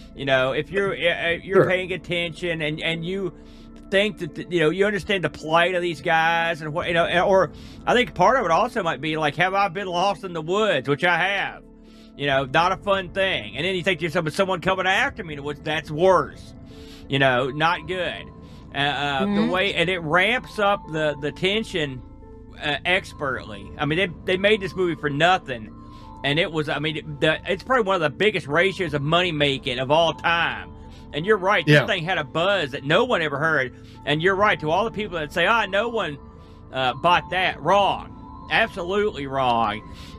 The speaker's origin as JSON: {"language": "English", "region": "New Jersey", "country": "United States", "said": "I think I did. believe it or not, just because I'm from New Jersey."}